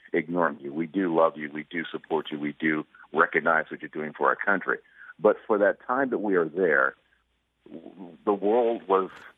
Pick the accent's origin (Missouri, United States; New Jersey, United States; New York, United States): Missouri, United States; St. Louis; I'm from St. Louis.